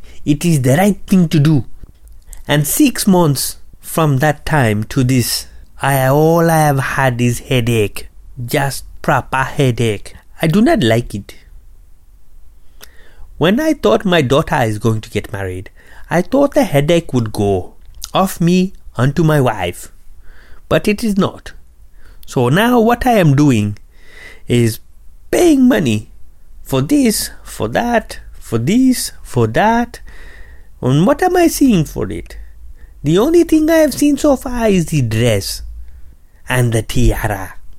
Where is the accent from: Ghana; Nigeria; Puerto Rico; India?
Ghana; as I have told you already. And I am from Ghana, West Africa.